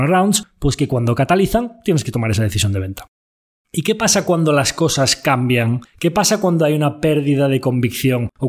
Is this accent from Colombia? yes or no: no; Galicia, Spain; Una buena idea, como buen gallego, pues depende.